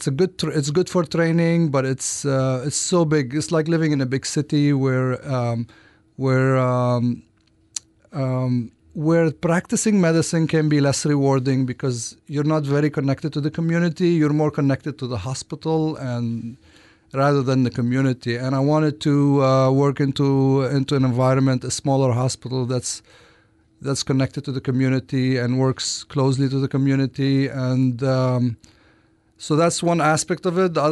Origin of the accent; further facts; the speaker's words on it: Lebanon; moved away as an adult; now in Florence, United States; I'm originally from Lebanon. So I grew up there and I went to medical school there.